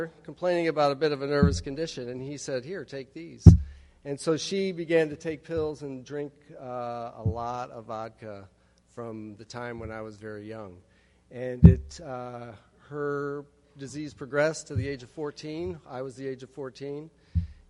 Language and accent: English; Chicago, Illinois, United States; moved away as an adult; also born or lived in Arlington, Texas / Florida; now in Tallahassee, United States; I'm from Chicago, Illinois, over by there. And I moved to Florida 5 weeks ago